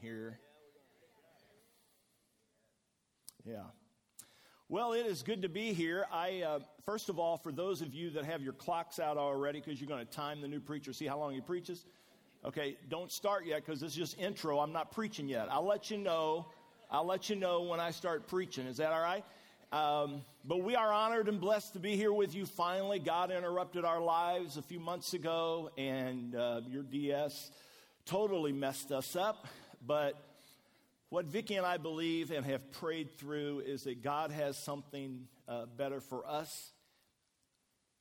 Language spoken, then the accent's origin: English; Midwest, United States; moved away; We grew up in the Midwest